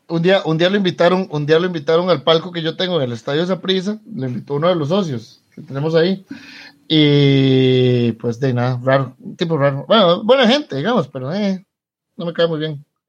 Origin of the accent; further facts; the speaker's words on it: Costa Rica; somos los liberales costarricenses